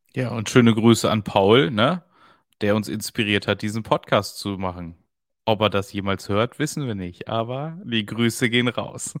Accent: East Frisia, Lower Saxony, Germany; als Ostfriese

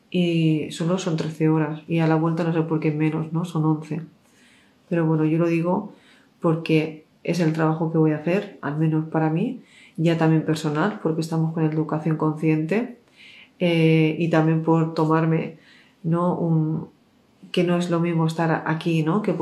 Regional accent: Mexico; Yo soy de México, mejor en Teotihuacán.

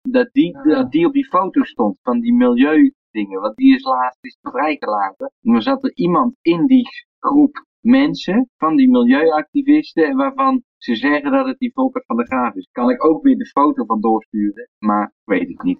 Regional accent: Netherlands; now in Serbia; wij als Nederlander

